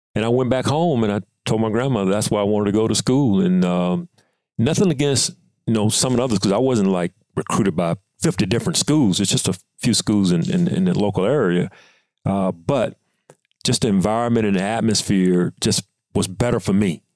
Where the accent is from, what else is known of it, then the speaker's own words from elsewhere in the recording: Mississippi, United States; we're both being from Mississippi